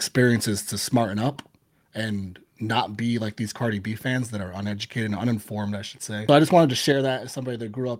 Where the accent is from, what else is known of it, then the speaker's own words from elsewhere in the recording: New York City, New York, United States; moved away as an adult; I grew up in the Bronx, everybody. Born and raised, moved away from the Bronx when I was in my mid-20s.